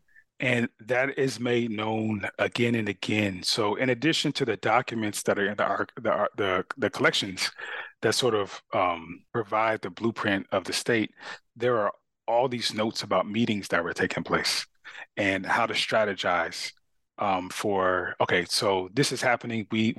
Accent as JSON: {"language": "English", "town": "Carson", "region": "California", "country": "United States", "tie": "born or raised there", "said": "I grew up in Southern California and I went to school in Long Beach. In the area where I grew up a city called Carson."}